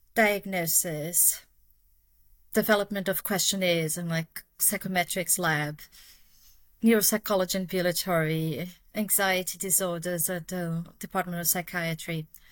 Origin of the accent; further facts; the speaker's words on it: Brazil; accent: Brazilian; English is a second language; moved away as an adult; now in United Kingdom; people have guessed from my accent, but yeah, I'm Brazilian